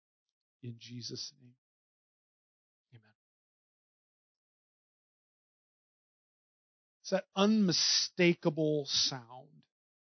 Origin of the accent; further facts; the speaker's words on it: Northern Indiana, United States; moved away as an adult; also born or lived in Springfield, Missouri / Illinois; I grew up in Northern Indiana, and it was the first time in my life I was called a Yankee.